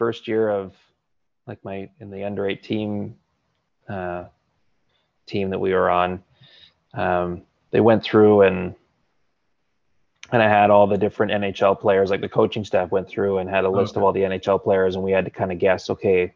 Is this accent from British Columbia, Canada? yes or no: yes; Campbell River, British Columbia, Canada; my hometown of Campbell River